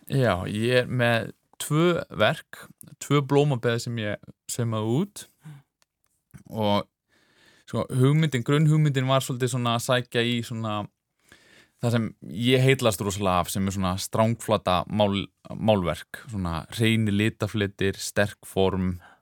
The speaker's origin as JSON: {"language": "Icelandic", "town": "Reykjavík", "region": "Capital Region", "country": "Iceland", "tie": "born or raised there", "said": "ég elst upp í Reykjavík"}